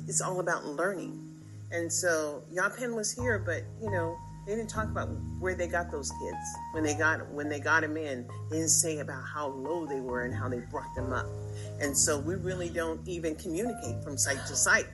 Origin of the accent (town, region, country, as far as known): United States